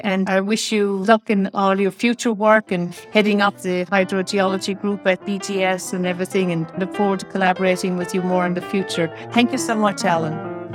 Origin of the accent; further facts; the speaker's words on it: Ireland; I'm from Ireland